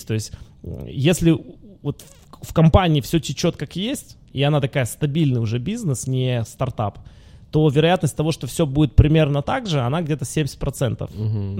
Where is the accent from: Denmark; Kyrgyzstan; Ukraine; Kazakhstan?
Ukraine; Luhansk, Luhansk Oblast; moved away; я же родился в Луганске.